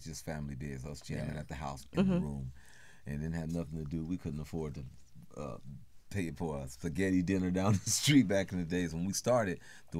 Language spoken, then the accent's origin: English; Oakland, California, United States; we grew up learning in Oakland